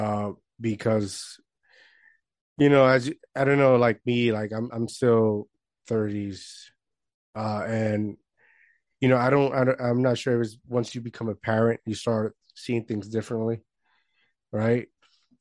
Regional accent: Puerto Rico; I grew up in Puerto Rico, right? I grew up in small town, not a lot of hope

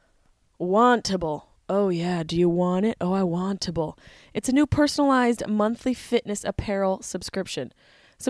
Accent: Syracuse, New York, United States; also born or lived in Boston; now in Los Angeles, United States; I grew up near the East Coast. I grew up in Syracuse, New York

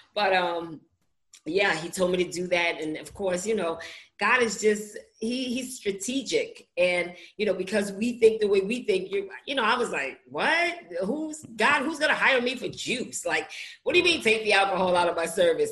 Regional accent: New York City, New York, United States; I'm from Brooklyn

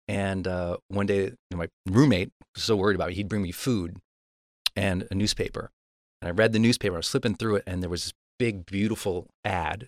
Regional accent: Montana, United States; I'm from Montana.

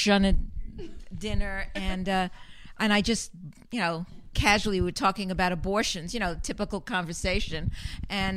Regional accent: New York, United States; accent: New York; I live in New York

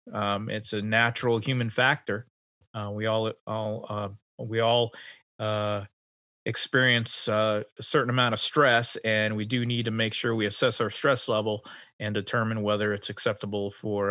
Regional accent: Rhode Island, United States; moved away; home to my home state of Rhode Island

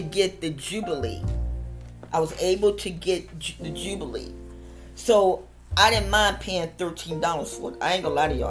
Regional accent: West Virginia, United States; I was born in West Virginia

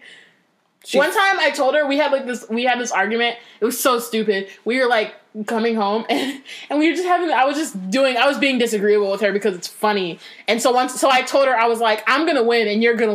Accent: Northern California, United States; I'm from Northern California.

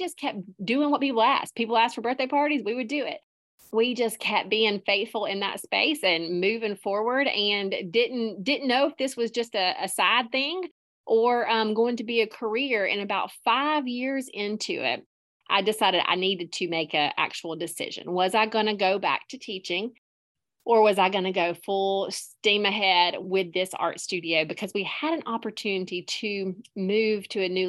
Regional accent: Prattville, Alabama, United States; I am from Alabama, Prattville, Alabama, born and raised. I'm currently living in the same hometown

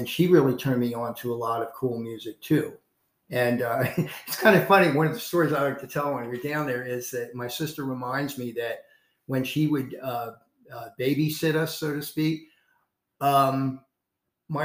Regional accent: North Carolina, United States; moved away; I was born in North Carolina. I'm a Tar Heel

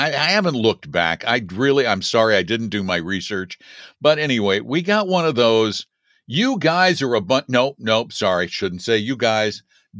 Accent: Boulder, Colorado, United States; I am, but not from Denver. I'm from Boulder

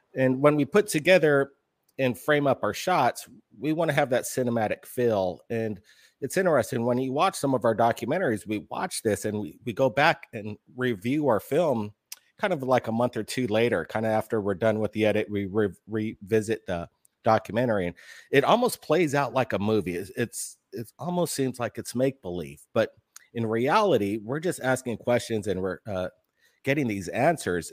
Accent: Hawaii, United States; growing up in Hawaii, it was kind of an interesting lifestyle, being pretty much the only two white kids in the school.

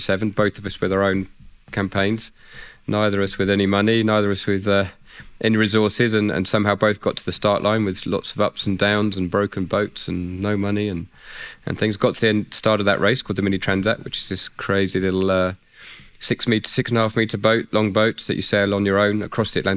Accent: Isle of Wight, South East England, United Kingdom; I grew up on the Isle of Wight in England.

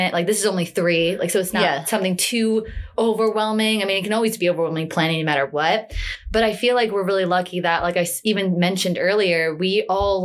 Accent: Long Island, New York, United States; we're all from Long Island, New York

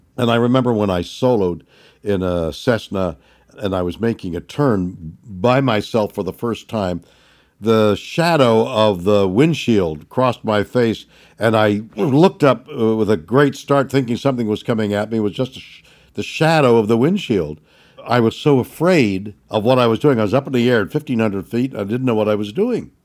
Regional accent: Montreal, Quebec, Canada; I was brought up in Montreal, Canada

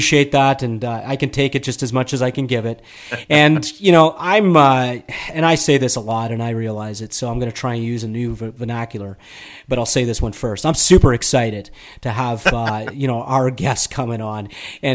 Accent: Toronto, Ontario, Canada; I'm from Toronto

